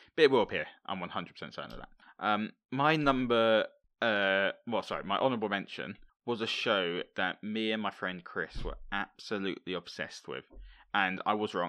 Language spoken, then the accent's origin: English; Hemel Hempstead, East of England, United Kingdom; It's actually filmed in my hometown